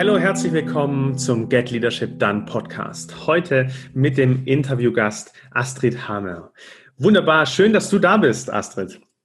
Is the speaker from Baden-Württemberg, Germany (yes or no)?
yes; Stuttgart, Baden-Württemberg, Germany; ich komme aus Stuttgart